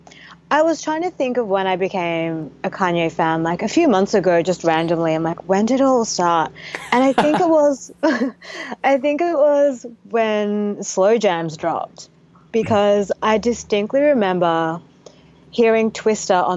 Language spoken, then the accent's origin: English; Australia; I'm from Australia.